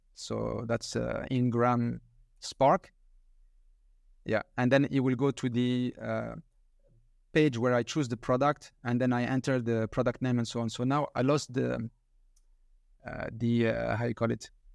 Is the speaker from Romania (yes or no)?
no; France; I'm from France